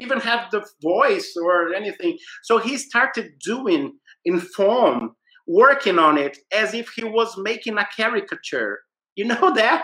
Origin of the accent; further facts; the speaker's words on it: Brazil; I said, Brazil.